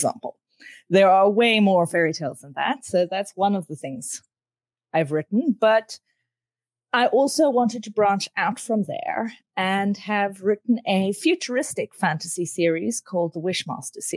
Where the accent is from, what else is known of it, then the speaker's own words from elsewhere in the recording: South Africa; I grew up in South Africa